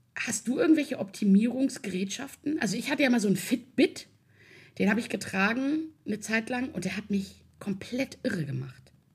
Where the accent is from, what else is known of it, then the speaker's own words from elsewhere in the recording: Hamburg, Germany; also born or lived in Swabia; ich komme aus Hamburg. Äh, ich bin aber halb schwäbisch äh, ich bin sozusagen äh, halb hamburgerisch, halb schwäbisch